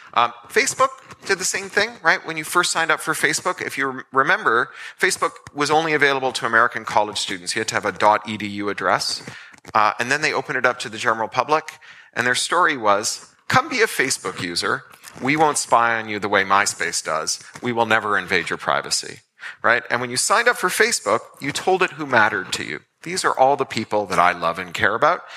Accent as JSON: {"language": "English", "town": "Toronto", "region": "Ontario", "country": "Canada", "tie": "born or raised there", "said": "when I was a kid growing up in Toronto"}